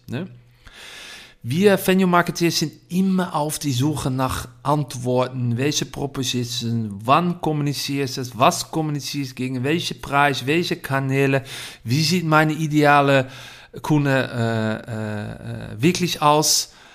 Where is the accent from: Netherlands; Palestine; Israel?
Netherlands; German is a second language; Ich komme aus Holland.